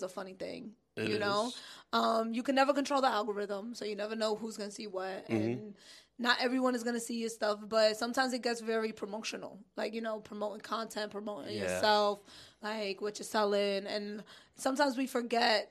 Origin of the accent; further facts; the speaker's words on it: New York City, New York, United States; I'm from Brooklyn